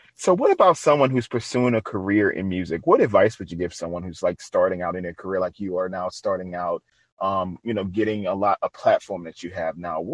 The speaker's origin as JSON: {"language": "English", "town": "New Orleans", "region": "Louisiana", "country": "United States", "said": "I'm originally from New Orleans."}